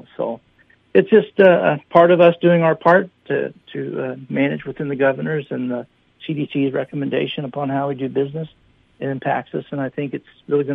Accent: Minnesota, United States; being a Minnesotan

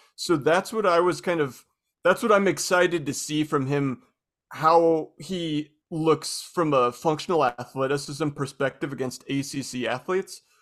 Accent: Spokane, Washington, United States; I'm from Spokane

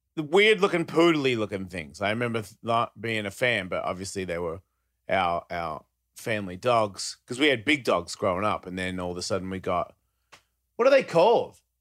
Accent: Australia; now in United States; I was born in Australia

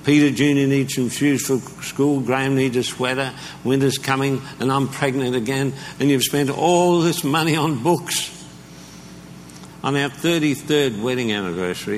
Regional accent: Australia; I'm Australian

